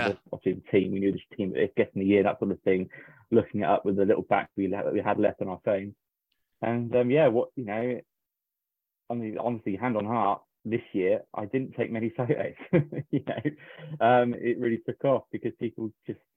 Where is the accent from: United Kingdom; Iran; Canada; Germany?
United Kingdom; Somerset, South West England; I'm from Somerset